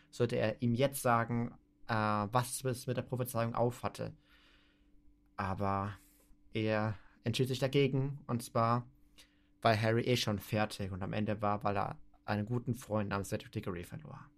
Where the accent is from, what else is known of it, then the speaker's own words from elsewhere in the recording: Austria; Erstens, ich komme aus Österreich und ich kann einen Podcast äh, weiter international machen.